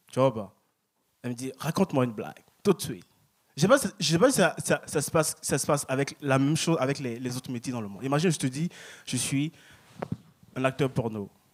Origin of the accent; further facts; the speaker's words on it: Paris, Île-de-France, France; now in Montreal, Canada; je viens de Paris, je viens de France